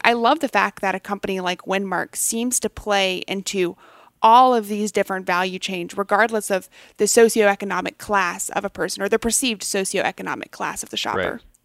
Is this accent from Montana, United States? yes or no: no; McKinney, Texas, United States; I grew up in McKinney, Texas